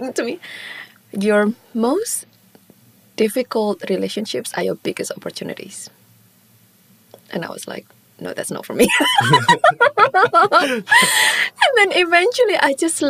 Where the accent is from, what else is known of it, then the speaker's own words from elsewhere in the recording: Singapore; first language Mandarin; English is a second language; now in Sydney, Australia; I grew up in Singapore, so it was my first language for 5 years